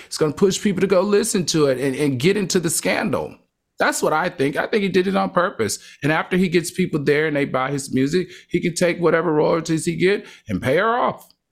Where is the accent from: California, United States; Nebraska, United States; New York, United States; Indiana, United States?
New York, United States; New York City; I'm from New York City.